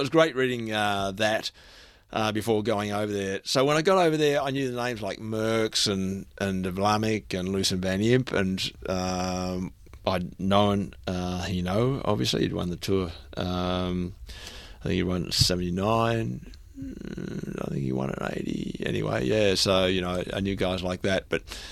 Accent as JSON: {"language": "English", "town": "Melbourne", "region": "Victoria", "country": "Australia", "tie": "born or raised there", "said": "I grew up here in Melbourne"}